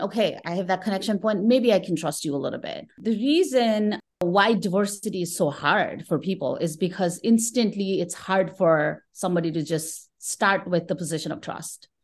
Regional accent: Kathmandu, Bagmati, Nepal; moved away as an adult; now in United States; I'm originally from Kathmandu, Nepal

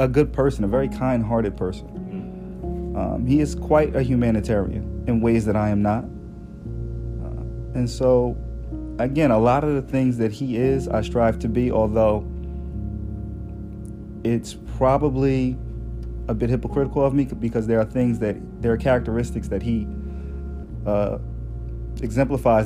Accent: Newark, New Jersey, United States; I was born and raised in Newark, New Jersey

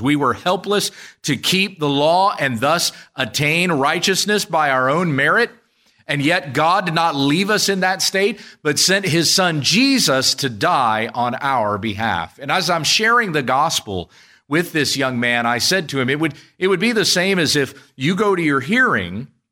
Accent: United States; as American citizens

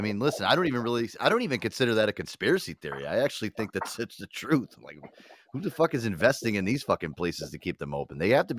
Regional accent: East Coast, United States; I'm from the East Coast. I'm 100% Italian

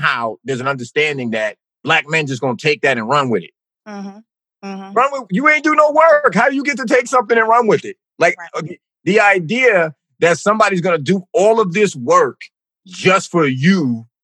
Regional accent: East Orange, New Jersey, United States; I grew up in East Orange, New Jersey

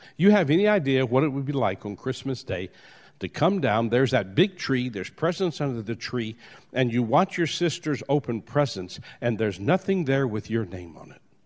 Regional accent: New Orleans, Louisiana, United States; I was born in New Orleans.

